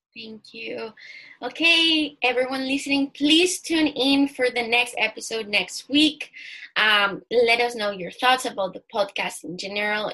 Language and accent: English; Chile; I'm from Chile